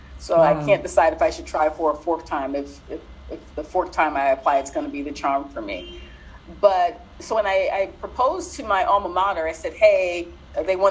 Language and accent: English; Ohio, United States; moved away as an adult; also born or lived in Buffalo, New York / Cincinnati; now in Cairo, Egypt; Ohio's my home state. It's where I was born and raised.